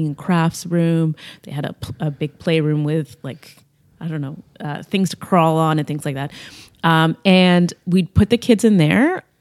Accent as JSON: {"language": "English", "town": "Cambridge", "region": "Ontario", "country": "Canada", "tie": "born or raised there", "said": "I grew up in Cambridge"}